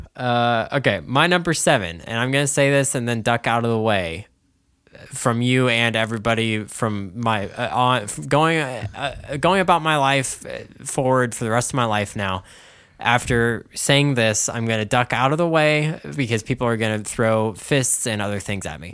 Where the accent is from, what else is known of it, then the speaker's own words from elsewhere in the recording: United States; I'm American and not French